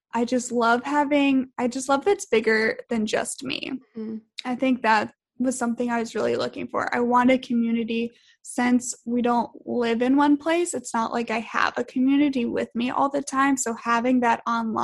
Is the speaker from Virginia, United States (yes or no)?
yes; Richmond, Virginia, United States; moved away; we both grew up for the most part. We're from Richmond, Virginia